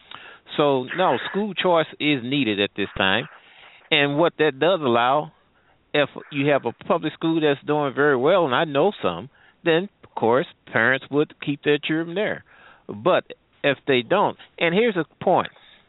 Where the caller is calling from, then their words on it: St. Louis, Missouri, United States; I'm calling from the Midwest St. Louis area.